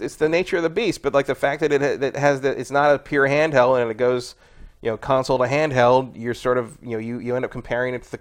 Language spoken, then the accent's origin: English; San Francisco, California, United States; I come from San Francisco